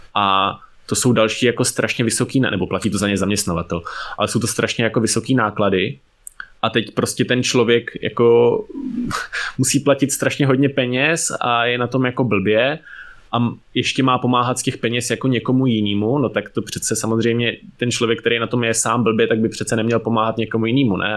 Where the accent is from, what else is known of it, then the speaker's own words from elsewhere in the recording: Ústí nad Labem, Ústí nad Labem Region, Czechia; já jsem teda vyrůstal v Ústí